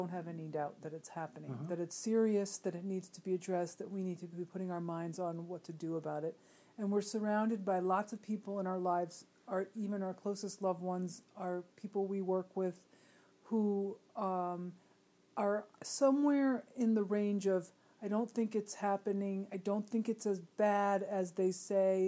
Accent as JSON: {"language": "English", "country": "United States", "said": "as American middle-class people"}